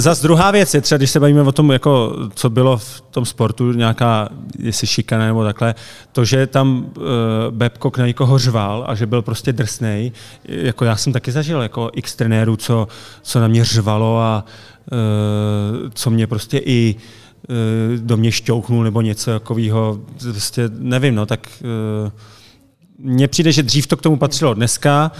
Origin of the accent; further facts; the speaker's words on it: Hradec Králové, Hradec Králové Region, Czechia; also born or lived in Pardubice; já jsem se narodil v Hradci a začínal jsem v Hradci